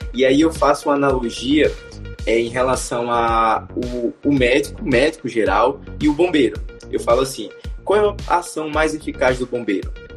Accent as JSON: {"language": "Portuguese", "town": "Aracaju", "region": "Sergipe", "country": "Brazil", "said": "eu sou de Aracaju, sou de Sergipe"}